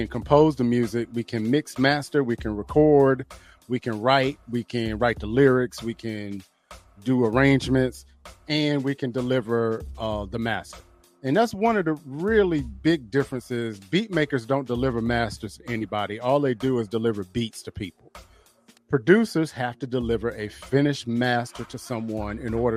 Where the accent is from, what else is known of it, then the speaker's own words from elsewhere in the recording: High Point, North Carolina, United States; my hometown, High Point, North Carolina